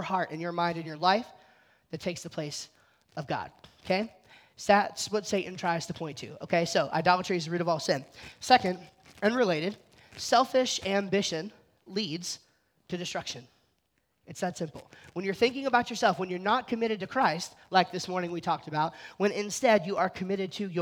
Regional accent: New Jersey, United States; I'm from New Jersey.

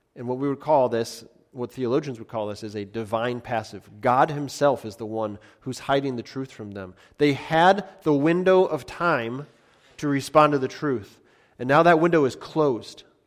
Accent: United States; as American Christians

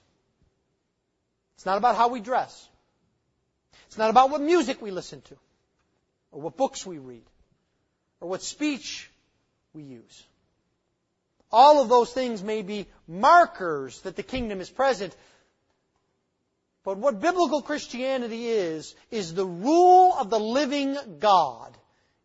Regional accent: United States; moved away; I grew up near the Canadian border

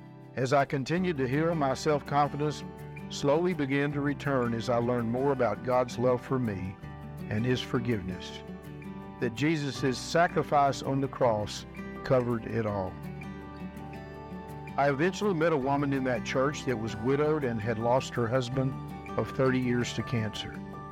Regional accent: Jacksonville, Texas, United States; After serving in the United States Navy, I returned to my hometown in East Texas, Jacksonville

